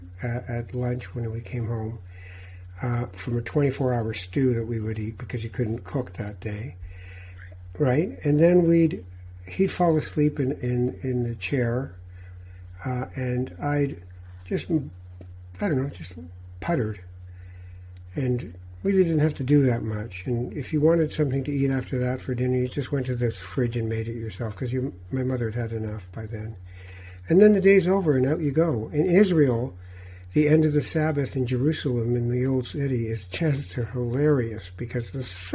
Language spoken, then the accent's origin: English; Tangier, Tanger-Tetouan-Al Hoceima, Morocco; moved away; I'm a Moroccan from Tangiers. I was born there.